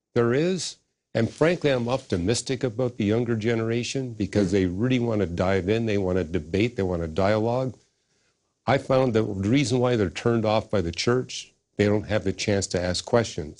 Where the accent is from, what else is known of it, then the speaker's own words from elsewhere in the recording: Canada; moved away as an adult; I was born in Canada, and I got all my degrees in Canada